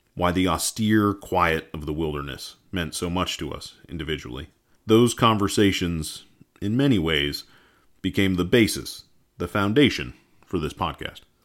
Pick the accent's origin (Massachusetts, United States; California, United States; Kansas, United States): Massachusetts, United States; rural; moved away as an adult; also born or lived in Vermont; I grew up in the New England woods of rural Massachusetts